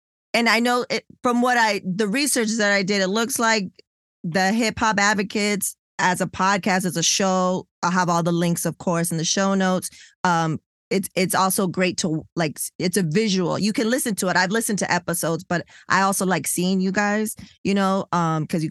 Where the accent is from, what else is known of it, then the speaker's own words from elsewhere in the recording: California, United States; I'm from Cali, California.